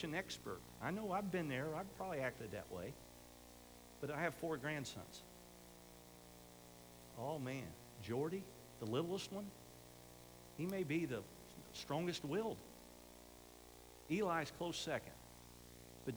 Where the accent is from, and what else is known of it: United States